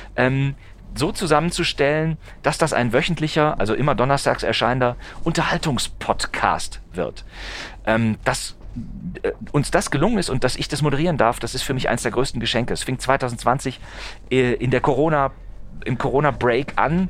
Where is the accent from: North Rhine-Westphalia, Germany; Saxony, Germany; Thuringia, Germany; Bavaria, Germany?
North Rhine-Westphalia, Germany; ich bin in, in, äh, in Nordrhein-Westfalen aufgewachsen